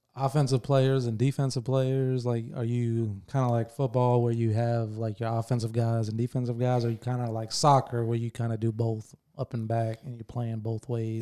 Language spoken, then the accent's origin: English; Bartow, Florida, United States; I grew up in Bartow in the nineties, early nineties